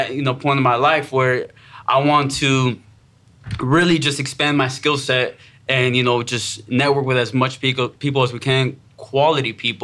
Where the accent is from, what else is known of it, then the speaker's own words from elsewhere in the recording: Miami, Florida, United States; moved away as an adult; now in Fort Myers, United States; I'm from Miami, Florida. Moved here in 2014. Been here since. So diehard South Floridian